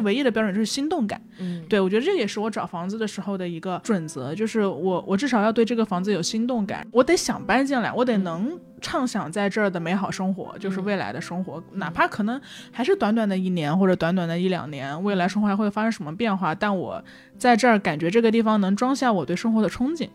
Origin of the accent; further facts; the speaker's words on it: Changsha, Hunan, China; 然后我就说哎嗯、长沙